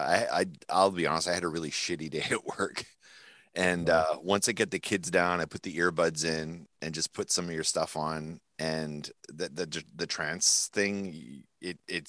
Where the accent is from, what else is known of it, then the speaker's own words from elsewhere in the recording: New Brunswick, Canada; now in Winnipeg, Canada; we grew up in New Brunswick.